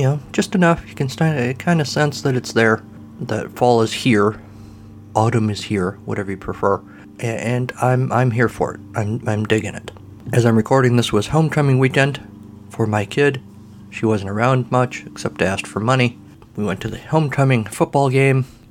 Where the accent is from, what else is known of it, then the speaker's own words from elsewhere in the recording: United States; I'm an American